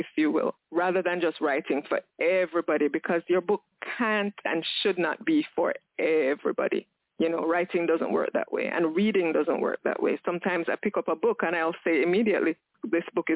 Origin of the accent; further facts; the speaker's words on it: Jamaica; I'm Jamaican. I live in Jamaica with my son and 3 dogs